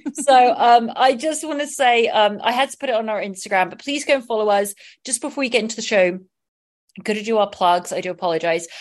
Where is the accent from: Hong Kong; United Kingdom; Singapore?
United Kingdom; England; moved away as an adult; now in Los Angeles, United States; I did grow up loving being in England, loving being English, but also wanting to be in America